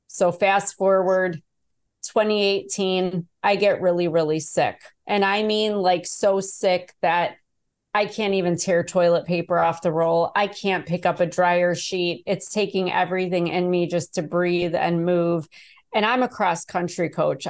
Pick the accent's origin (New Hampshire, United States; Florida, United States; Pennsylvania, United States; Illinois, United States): Illinois, United States; Chicago; I was born in Chicago. I didn't have the best childhood either, but I loved the vibe of the city